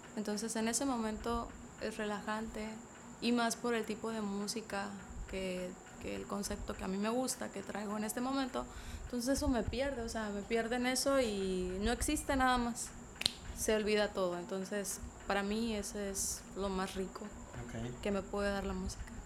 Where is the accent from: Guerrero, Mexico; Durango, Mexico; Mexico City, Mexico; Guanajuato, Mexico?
Guerrero, Mexico; San Jerónimo; soy nativa de ahí, pero pues era no muy conocida por el pueblo